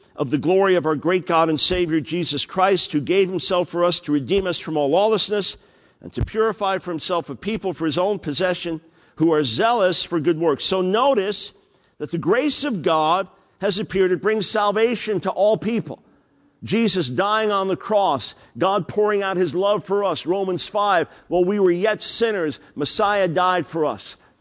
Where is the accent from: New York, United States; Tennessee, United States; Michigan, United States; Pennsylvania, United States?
New York, United States; I'm a New York Jew